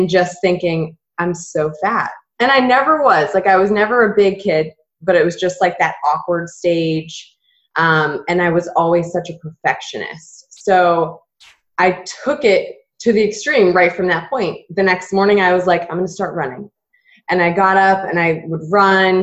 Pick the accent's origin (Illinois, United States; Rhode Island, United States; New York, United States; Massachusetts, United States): Massachusetts, United States; moved away as an adult; also born or lived in Southern Florida; I grew up in Massachusetts and then went to school in Southern Florida